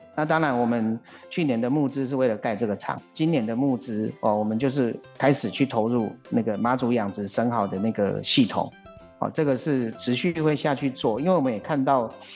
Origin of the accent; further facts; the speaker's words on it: Yilan County, Taiwan; 我们宜兰这边也常有啊